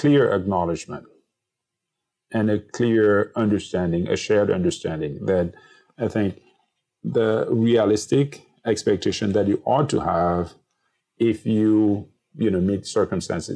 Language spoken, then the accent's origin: English; Cameroon; as a 7-year-old growing up in Cameroon